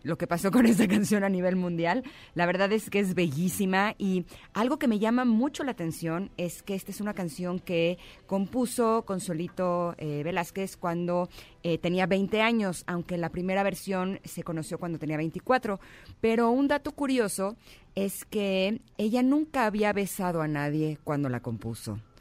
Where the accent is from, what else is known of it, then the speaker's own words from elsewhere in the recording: Mexico; soy mexicana